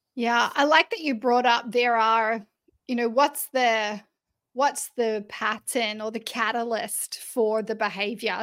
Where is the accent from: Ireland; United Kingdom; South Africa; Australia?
Australia; I'm Australian